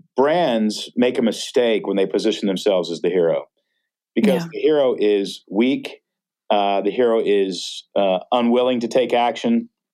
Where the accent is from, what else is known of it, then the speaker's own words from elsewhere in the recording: Texas, United States; now in Portland, United States; I grew up in Texas